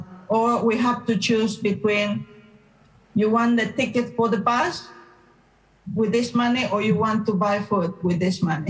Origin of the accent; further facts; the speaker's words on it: Cochabamba, Bolivia; English is a second language; moved away; I am from Bolivia, Cochabamba